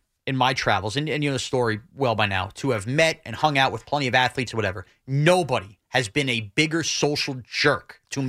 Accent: New York, United States; I'm a New Yorker.

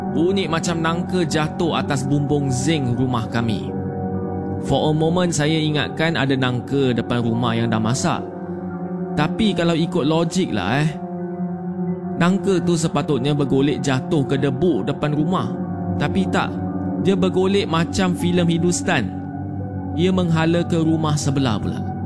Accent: Muar, Johor, Malaysia; Saya berasal di Muar, Johor

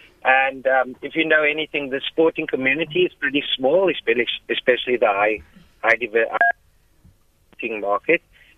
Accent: South Africa; as a South African

